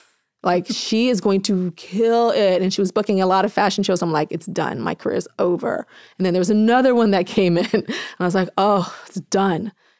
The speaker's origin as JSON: {"language": "English", "town": "Inglewood", "region": "California", "country": "United States", "said": "I'm from Inglewood and LA, black girl. And so naturally my accent came out"}